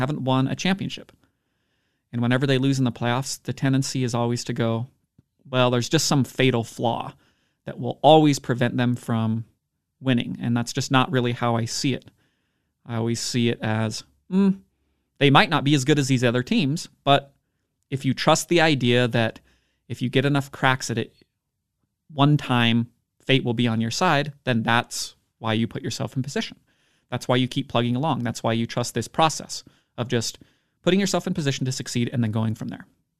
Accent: Utah, United States; My hometown basketball team is kind of a masterclass example of all of that, the Utah Jazz.

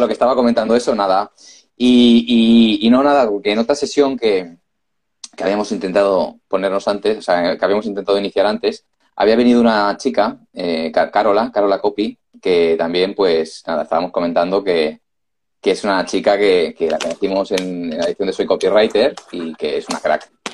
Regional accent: Barcelona, Catalonia, Spain; nosotros también somos de Barcelona

